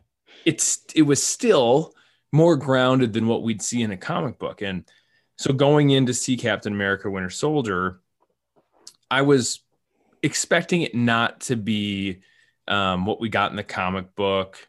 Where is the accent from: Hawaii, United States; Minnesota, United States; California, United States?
Minnesota, United States; I'm the Minnesotan